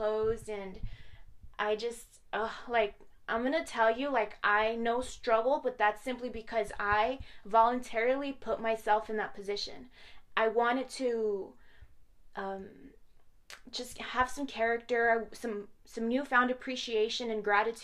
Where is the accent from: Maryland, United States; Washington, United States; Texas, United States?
Texas, United States; Horizon City; also born or lived in Las Cruces, New Mexico; my hometown of Horizon City